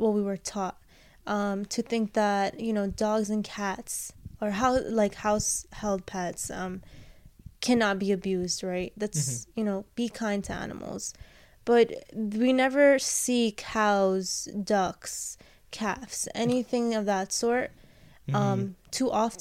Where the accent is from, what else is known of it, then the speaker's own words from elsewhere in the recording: New York, United States; I'm a New Yorker.